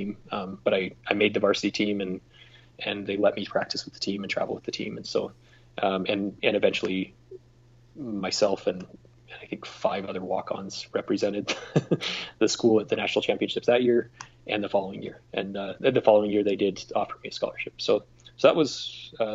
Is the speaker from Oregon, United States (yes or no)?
yes; Hermiston, Oregon, United States; We're just from Hermiston, Oregon